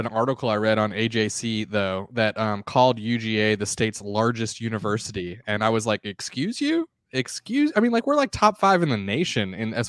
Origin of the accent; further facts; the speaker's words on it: Athens, Georgia, United States; I grew up in Athens. I grew up going to Georgia games.